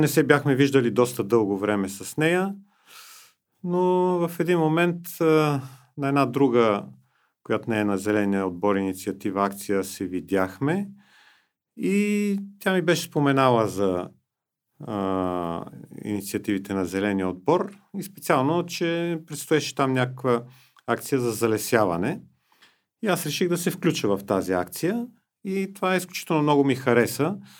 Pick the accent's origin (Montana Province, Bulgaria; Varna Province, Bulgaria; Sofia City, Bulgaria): Sofia City, Bulgaria; Sofia; аз иначе живея и съм роден в София